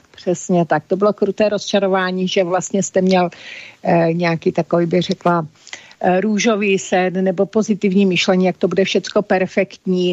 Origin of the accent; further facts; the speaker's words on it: Olomouc, Olomouc Region, Czechia; narodila jsem si v Olomouci, tam jsem prožila většinu svého života.